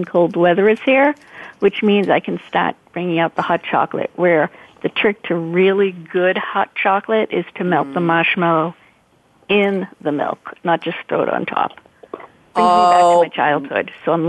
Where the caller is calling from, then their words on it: Boston, Massachusetts, United States; I'm in right outside of Boston, Massachusetts.